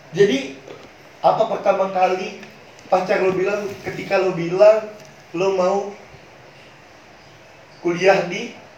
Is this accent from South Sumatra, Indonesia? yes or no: yes; Palembang, South Sumatra, Indonesia; karena kami orang Palembang kadang bahasa kami campur kan antara bahasa Indonesia bahasa yang mudah didengar untuk orang seluruh Indonesia atau eh dan bahasa Palembang itu sendiri